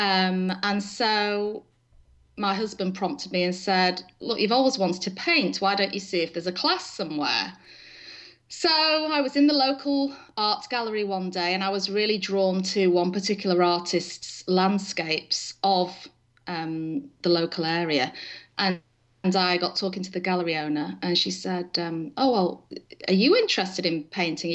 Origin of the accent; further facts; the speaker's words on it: England, United Kingdom; moved away as an adult; now in Stillwater, United States; So I was born in England and married my husband there, raised our children there up until 2006